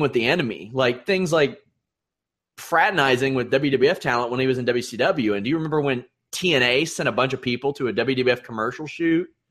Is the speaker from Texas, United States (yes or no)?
no; Kentucky, United States; I'm from Kentucky.